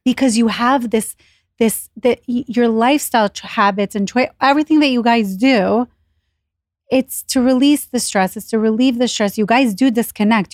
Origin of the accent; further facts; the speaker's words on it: Israel; now in New York City, United States; I was born in Israel, so when we moved here